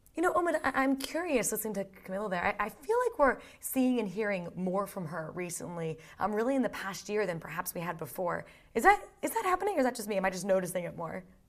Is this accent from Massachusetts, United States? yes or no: yes; Boston, Massachusetts, United States; moved away as an adult; now in London, United Kingdom; I grew up in Boston, so, like, I'm a New England girl